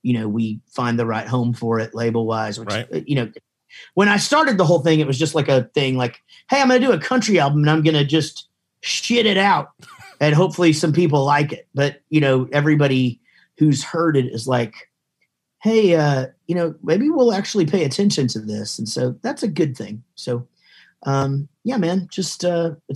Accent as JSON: {"language": "English", "town": "Wichita Falls", "region": "Texas", "country": "United States", "said": "I'm from Wichita Falls, Texas"}